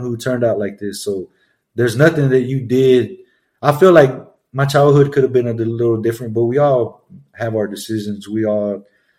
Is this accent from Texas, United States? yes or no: yes; Grand Prairie, Texas, United States; I'm from Grand Prairie, Texas